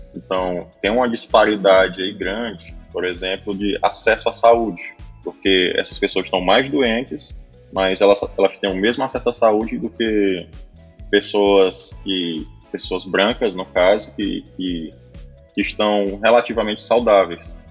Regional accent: Piauí, Brazil; Sou do Piauí, falo diretamente aqui de Periperi, próximo a Teresina

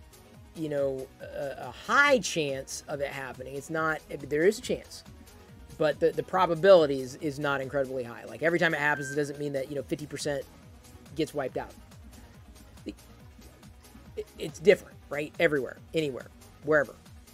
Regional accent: Midwest, United States; moved away; I grew up in the Midwest

